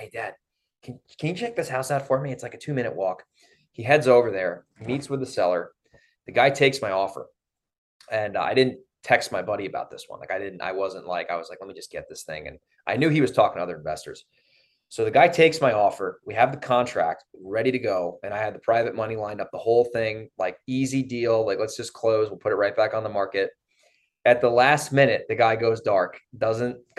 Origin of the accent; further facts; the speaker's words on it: Monroe, New York, United States; I grew up in Monroe